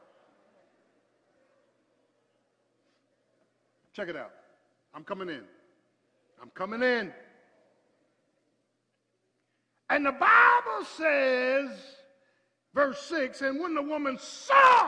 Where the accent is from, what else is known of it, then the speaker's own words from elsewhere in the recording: Philadelphia, Pennsylvania, United States; I'm from Philly